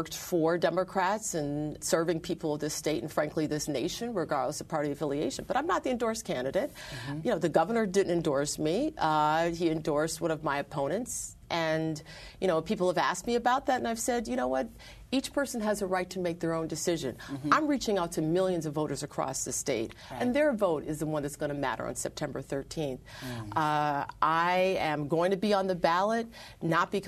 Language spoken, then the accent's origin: English; Buffalo, New York, United States; my hometown of Buffalo